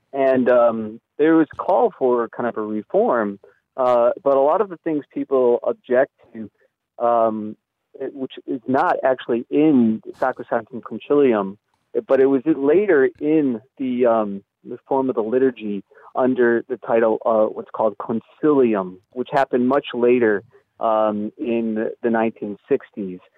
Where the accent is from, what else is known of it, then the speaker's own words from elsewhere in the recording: Chicago, Illinois, United States; I'm from from Chicago, and in the Archdiocese of Chicago